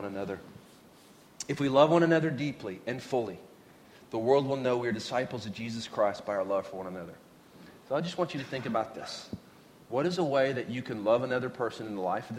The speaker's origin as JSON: {"language": "English", "region": "Oklahoma", "country": "United States", "tie": "born or raised there", "moved": "yes", "said": "when I was a kid, I grew up in Oklahoma"}